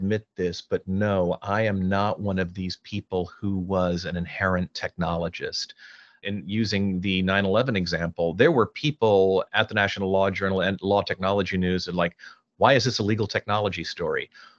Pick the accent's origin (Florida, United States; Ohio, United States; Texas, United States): Texas, United States; Houston; you know, I grew up in Houston. My dad was with NASA